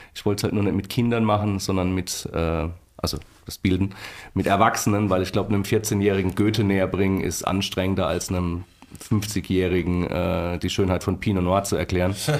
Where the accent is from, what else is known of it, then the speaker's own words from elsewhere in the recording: Mannheim, Baden-Württemberg, Germany; moved away as an adult; now in Oestrich-Winkel, Germany; ich bin ja gebürtiger Mannheimer, das heißt, ich bin an Rhein und Neckar groß geworden